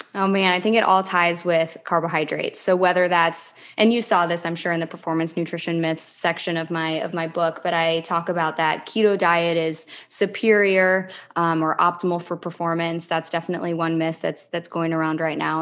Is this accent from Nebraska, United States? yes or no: yes; Lincoln, Nebraska, United States; also born or lived in Philadelphia / Charlotte, North Carolina; now in Clearwater, United States; I'm originally from Lincoln, Nebraska